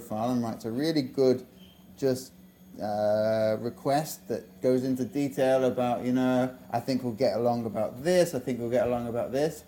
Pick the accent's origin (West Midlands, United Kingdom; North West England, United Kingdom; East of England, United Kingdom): North West England, United Kingdom; Liverpool; moved away; I was born in Liverpool. Yeah, nice childhood. Grew up in a really nice place